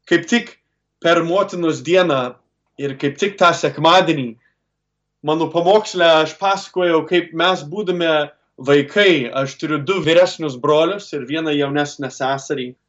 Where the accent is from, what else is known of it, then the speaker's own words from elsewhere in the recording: Cleveland, Ohio, United States; augau lietuviškoje šeimoje Klyblendo mieste